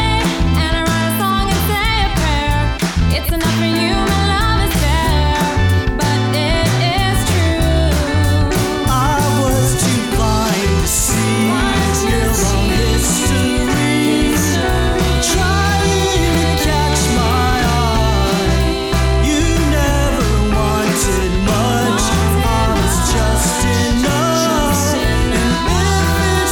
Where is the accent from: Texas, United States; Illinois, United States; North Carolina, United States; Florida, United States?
Texas, United States; Houston; moved away; I'm from Houston. I still have connections there